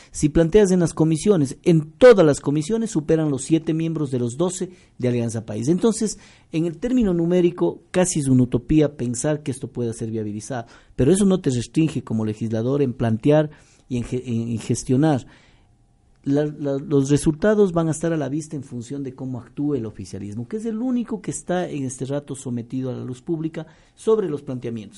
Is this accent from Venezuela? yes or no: no; Ecuador; nuestros recursos como ecuatorianos